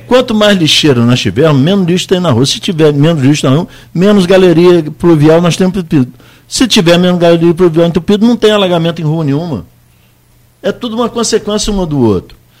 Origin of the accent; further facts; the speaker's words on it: Campos dos Goytacazes, Rio de Janeiro, Brazil; eu sou da Rua do Príncipe